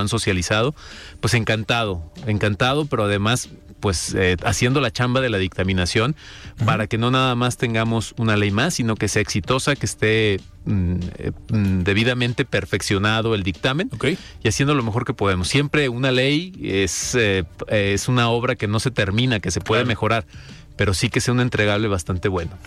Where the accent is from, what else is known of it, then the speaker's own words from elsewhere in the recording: Los Altos de Jalisco, Mexico; somos los salteños una mm, región muy especial